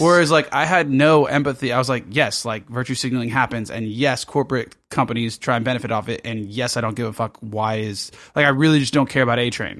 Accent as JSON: {"language": "English", "town": "Los Angeles", "region": "California", "country": "United States", "moved": "yes", "lives_now": "Sydney, Australia"}